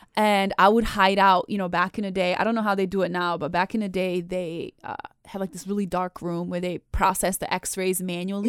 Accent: Bosnia & Herzegovina; I was born and raised in Bosnia

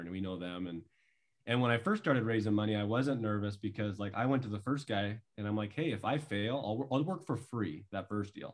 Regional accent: north of Minot, North Dakota, United States; grew up with five siblings. There's six of us on a family farm north of Minot, North Dakota, by the Canadian border.

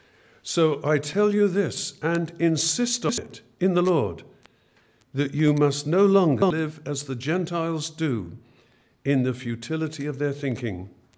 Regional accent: England, United Kingdom; born there; of course I'm a Christian. I was born in Christian England.

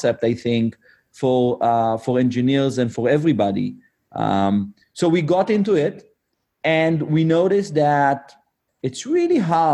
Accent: Israel; born and raised in Israel

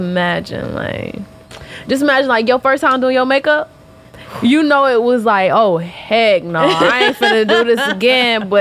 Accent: Apopka, Florida, United States; I'm born and raised in South Pocket, Florida

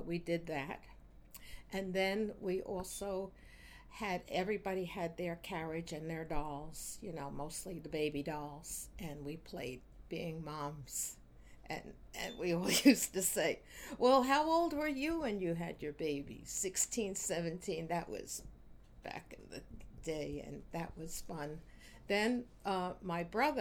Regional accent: New York City, New York, United States; I am a real Brooklynite because I was born in Brooklyn Hospital, which is on DeKalb Avenue in Ashland Place, across the street from Brooklyn Technical High School. And I grew up on DeKalb Avenue

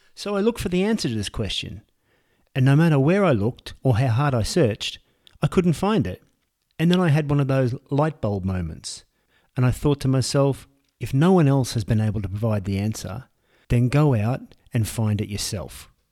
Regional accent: Australia; now in Santiago de Compostela, Spain; I'm an Australian who has relocated to Santiago de Compostela here in northwestern Spain

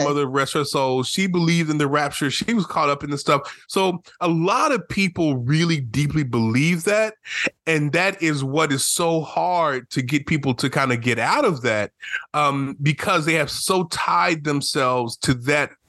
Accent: Oklahoma, United States; I'm I'm from Oklahoma. It's a, it's a country part of Oklahoma.

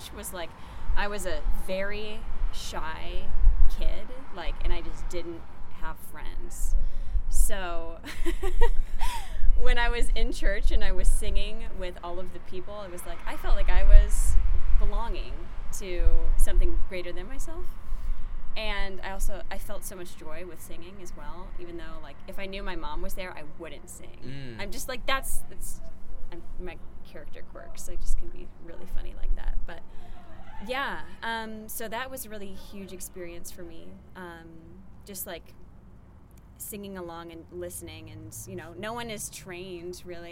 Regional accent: St. Louis, Missouri, United States; now in Nashville, United States; I grew up in St. Louis, Missouri

